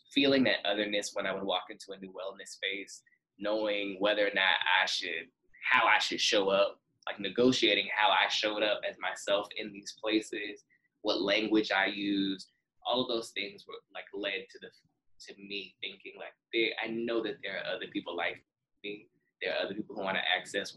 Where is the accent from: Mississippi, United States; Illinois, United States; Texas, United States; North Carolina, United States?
Texas, United States; Dallas; moved away as an adult; also born or lived in Houston / New York City; I'm originally from Dallas, but I moved to Houston